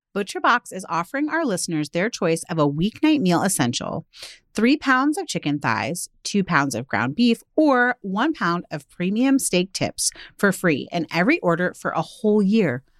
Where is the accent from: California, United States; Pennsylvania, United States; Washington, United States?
Washington, United States; outside of Seattle; growing up outside of Seattle